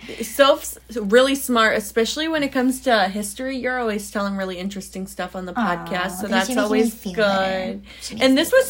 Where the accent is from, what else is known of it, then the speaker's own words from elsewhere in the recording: Indiana, United States; now in Florida, United States; I'm from Indiana. I'm from a really, really small town. It's kind of funny to live in Florida now